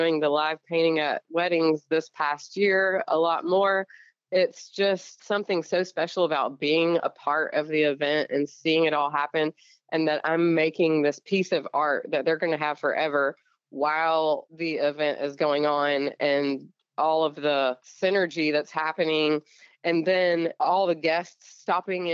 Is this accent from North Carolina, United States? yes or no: no; Alabama, United States; I grew up in Alabama